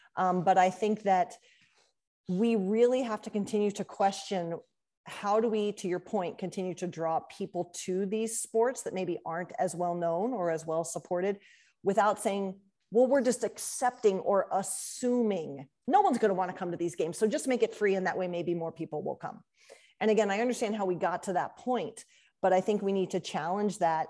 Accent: Columbus, Ohio, United States; I grew up in Columbus

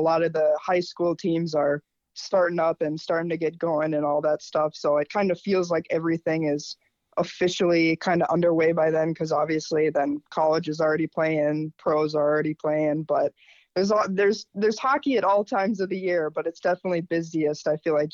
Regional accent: Minnesota, United States; even being a Minnesotan

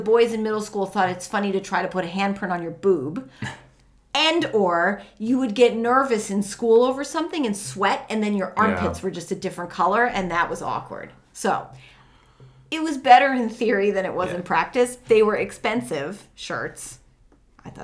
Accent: New Jersey, United States; I was from Jersey.

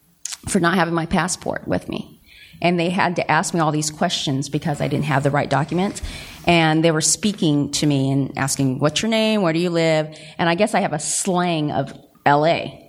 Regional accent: Covina, California, United States; born or raised there; accent: L.A.; also born or lived in Greenville, Mississippi

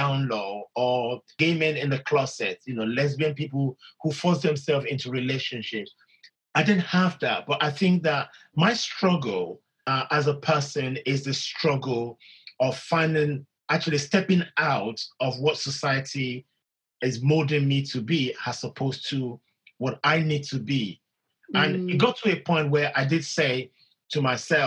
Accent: Nigeria; when you grow up in a society that is vast and diverse as the Nigerian culture

